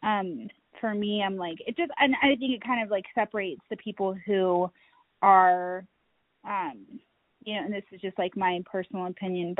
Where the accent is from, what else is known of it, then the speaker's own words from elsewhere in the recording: Utah, United States; now in Colorado Springs, United States; I grew up in Utah